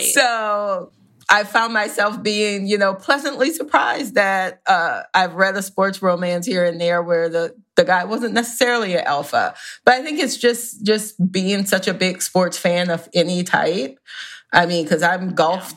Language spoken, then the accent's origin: English; the South, United States; I am from the South, where it is a religion